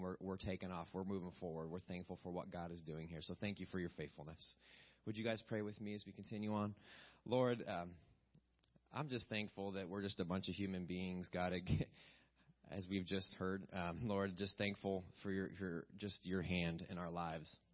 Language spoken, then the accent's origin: English; West Virginia, United States; moved away; I'm from West Virginia